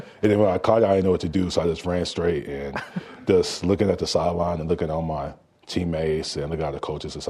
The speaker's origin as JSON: {"language": "English", "town": "Rockwall", "region": "Texas", "country": "United States", "moved": "as an adult", "lives_now": "Provo, United States", "said": "So Rockwall is about 20 miles east of Dallas. And so up here, people are like, oh, where are you from? I'm like, Rockwall."}